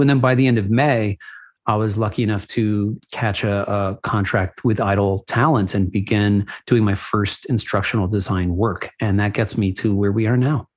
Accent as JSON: {"language": "English", "town": "New Haven", "region": "Connecticut", "country": "United States", "tie": "born or raised there", "also_born_or_lived": "Los Angeles, California", "moved": "as an adult", "said": "born and raised in New Haven, Connecticut"}